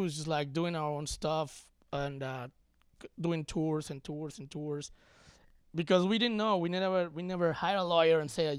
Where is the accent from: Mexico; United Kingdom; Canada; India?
Mexico; now in United States; coming from Mexico